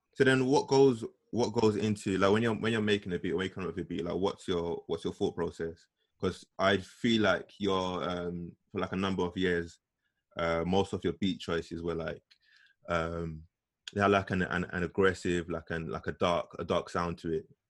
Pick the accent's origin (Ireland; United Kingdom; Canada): United Kingdom; London; growing up in East London